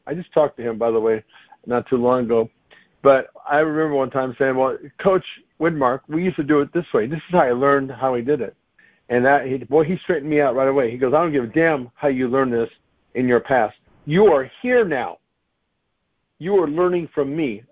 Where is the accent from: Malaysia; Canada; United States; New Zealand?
United States; I'm an American